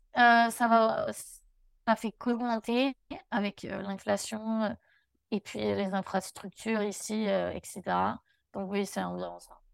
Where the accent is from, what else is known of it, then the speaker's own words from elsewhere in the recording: Albi, Occitania, France; moved away as an adult; now in United States; j'ai grandi du coup à Albi.